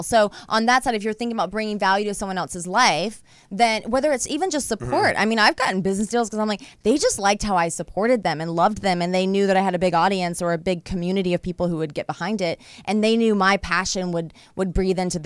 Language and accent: English; Georgia, United States; moved away as an adult; I'm from Georgia.